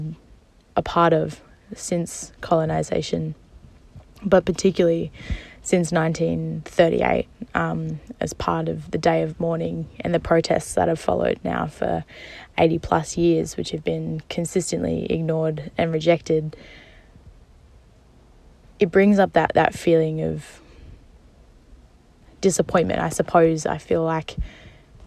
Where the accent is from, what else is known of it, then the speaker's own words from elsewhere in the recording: Gubbi Gubbi and Yuggera country, Queensland, Australia; also born or lived in Naarm (Melbourne); now in Melbourne, Australia; I live in Naam, but I grew up on Gubbi Gubbi and Yuggera country.